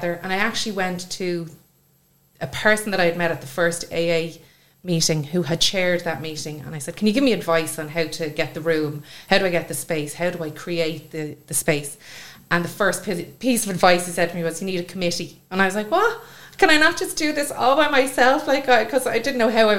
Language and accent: English; Swords, Leinster, Ireland; I'm from Swords